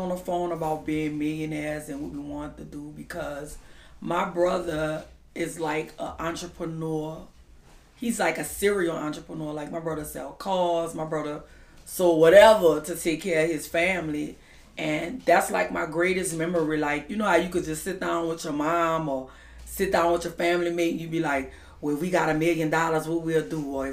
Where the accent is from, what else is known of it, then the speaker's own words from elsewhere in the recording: New Orleans, Louisiana, United States; I am from the Sixth Ward, the Treme area, where they have all the second lines and stuff